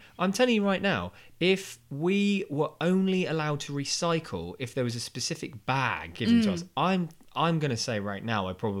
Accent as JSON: {"language": "English", "region": "London", "country": "United Kingdom", "said": "I'm from Sydenham, Lewisham area"}